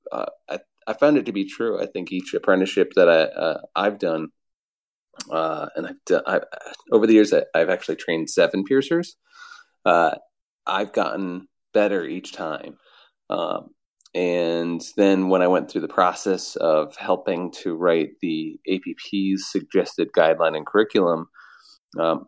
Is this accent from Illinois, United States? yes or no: no; Ann Arbor, Michigan, United States; also born or lived in Providence, Rhode Island; I'm from Ann Arbor, Michigan